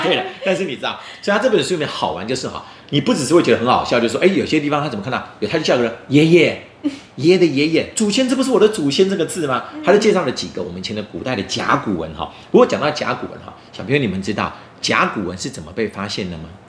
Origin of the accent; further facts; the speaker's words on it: Taiwan; 我们台湾人常常去大陆玩的时候啊，有时候会故意用台语在讲话